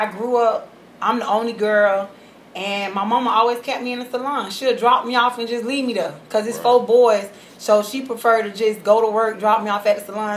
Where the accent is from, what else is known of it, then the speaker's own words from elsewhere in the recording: Orlando, Florida, United States; also born or lived in Homestead, Florida; I'm from Homestead, Florida, Miami, but born and raised in Orlando, off of Hawassi